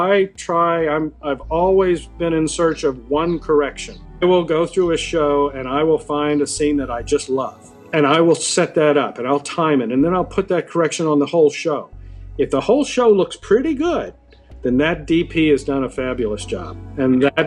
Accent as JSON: {"language": "English", "town": "Decatur", "region": "Georgia", "country": "United States", "also_born_or_lived": "Boston", "moved": "as an adult", "said": "I'm from Atlanta originally, Decatur, Georgia, outside of Atlanta"}